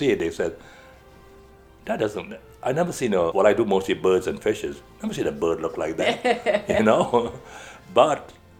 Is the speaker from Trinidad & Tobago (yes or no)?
yes; Trinidad & Tobago; moved away as an adult; also born or lived in Caracas, Venezuela / New York City, United States; I was born in Trinidad. Trinidad, yes. Okay. Mm-hmm. Spent about 19 years there before moving out and, you know, going down to Caracas.